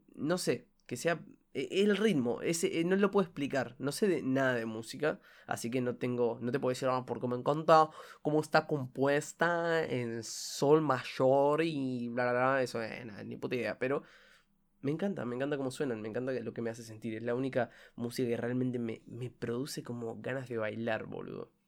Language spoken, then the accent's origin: Spanish; Uruguay; soy de Uruguay